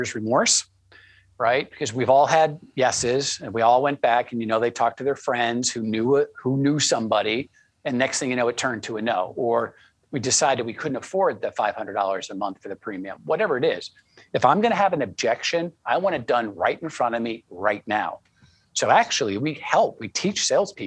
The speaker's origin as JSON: {"language": "English", "area": "New England", "region": "Connecticut", "country": "United States", "tie": "born or raised there", "said": "I grew up in New England, very conservative"}